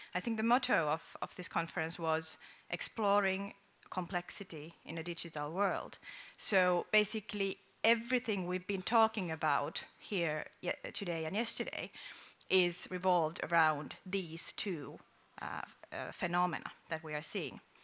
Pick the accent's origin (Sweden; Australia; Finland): Finland; I come from Finland